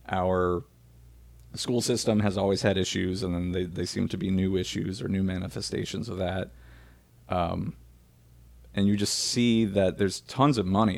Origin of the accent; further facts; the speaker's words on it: New Orleans, Louisiana, United States; we loved growing up in New Orleans